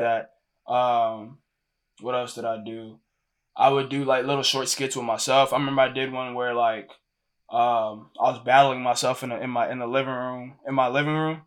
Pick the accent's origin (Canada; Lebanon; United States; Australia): United States; Houston, Texas; moved away as an adult; also born or lived in Lagos, Nigeria; now in Ohio, United States; I'm from Houston, Texas. I was born in Lagos, Nigeria